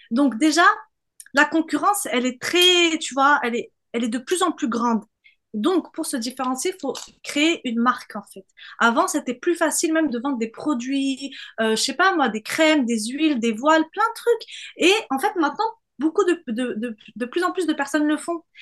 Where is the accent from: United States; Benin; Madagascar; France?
France; southern France; il faut que je cache le fait que je viens du Sud pour me faire accepter par la scène parisienne